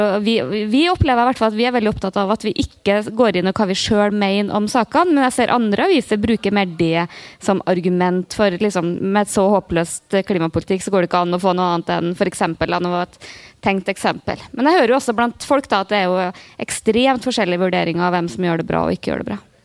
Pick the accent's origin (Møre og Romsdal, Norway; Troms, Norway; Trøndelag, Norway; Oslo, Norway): Trøndelag, Norway; Namdalen; moved away; jeg har vært veldig mye hjemme i Namdalen